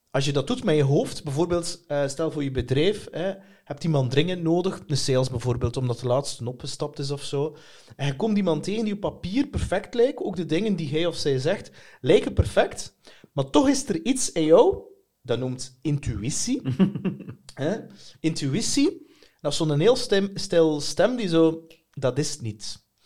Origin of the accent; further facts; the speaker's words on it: Bruges, Flanders, Belgium; Ja. Oorspronkelijk van Brugse.